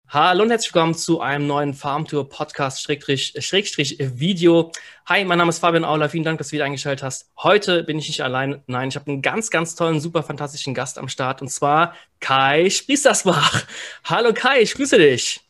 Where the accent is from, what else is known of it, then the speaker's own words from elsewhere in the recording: Simmern, Rhineland-Palatinate, Germany; ich bin im Hunsrück geboren, in Simmern.